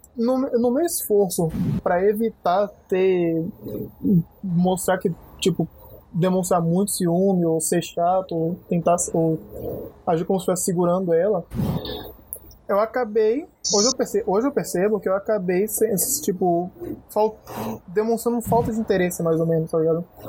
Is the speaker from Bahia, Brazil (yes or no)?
yes; Bahia, Brazil; eu sou baiano